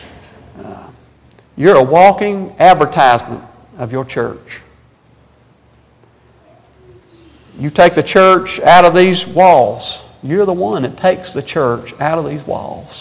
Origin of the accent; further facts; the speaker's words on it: Spartanburg, South Carolina, United States; we're from South Carolina